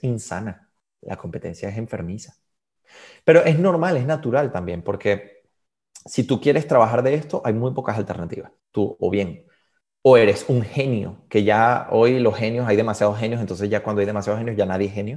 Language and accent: Spanish; Venezuela; first language Spanish; moved away as an adult; also born or lived in Galicia, Spain; now in Switzerland; yo tenía en Venezuela todos mis amigos, tenía mi vida